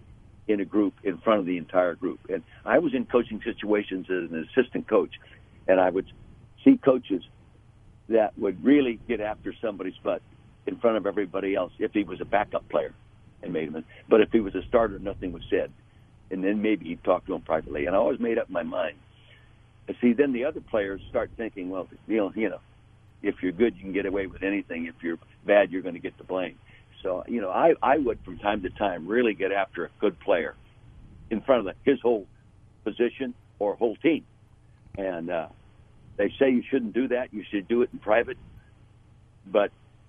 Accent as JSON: {"language": "English", "area": "Napa Valley", "region": "California", "country": "United States", "tie": "born or raised there", "said": "being born and raised in Napa Valley"}